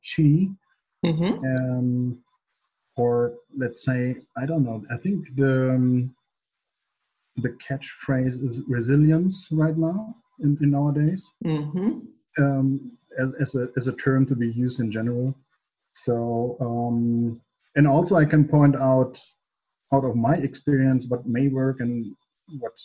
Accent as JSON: {"language": "English", "country": "Germany", "second_language": "English", "said": "English is not my native language. I'm a German usually"}